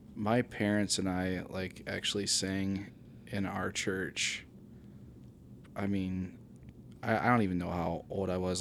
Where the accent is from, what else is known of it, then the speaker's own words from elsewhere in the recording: Bucyrus, Ohio, United States; moved away as an adult; now in Findlay, United States; I am from Bucyrus, Ohio, actually.